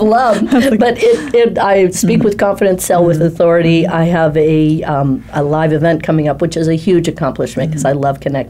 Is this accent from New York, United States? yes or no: no; Chicago, Illinois, United States; And I'm from Chicago.